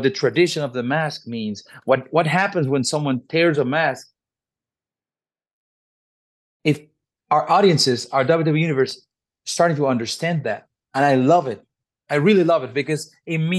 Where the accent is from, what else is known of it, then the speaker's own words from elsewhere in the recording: Mexico City, Mexico; born and raised in Mexico City